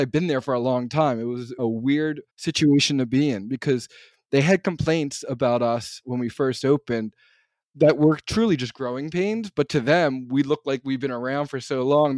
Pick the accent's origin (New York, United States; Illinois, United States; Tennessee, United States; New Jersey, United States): New Jersey, United States; also born or lived in Philadelphia / Pittsburgh area; I grew up in South Jersey